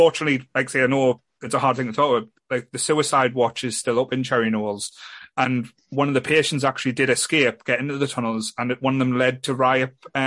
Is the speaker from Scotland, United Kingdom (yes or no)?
no; Ryhope, North East England, United Kingdom; I grew up as a kid, I'd say growing up in Raya